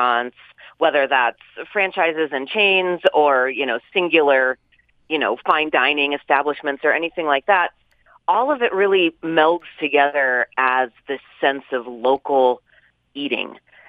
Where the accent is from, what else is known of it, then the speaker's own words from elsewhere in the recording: California, United States; now in Utah, United States; I am as proud of being a Californian as I am of now being a Utahn, but I say with the, you know, full embracing of both those identities